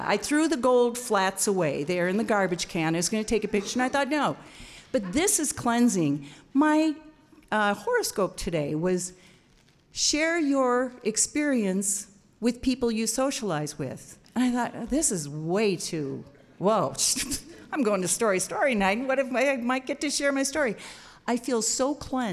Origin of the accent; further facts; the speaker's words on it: Wisconsin, United States; here I am from Wisconsin